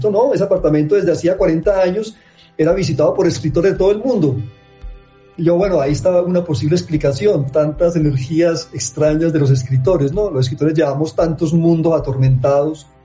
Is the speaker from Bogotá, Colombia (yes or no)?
no; Medellín, Antioquia, Colombia; en tanto que somos de Medellín, de Antioquia y de Colombia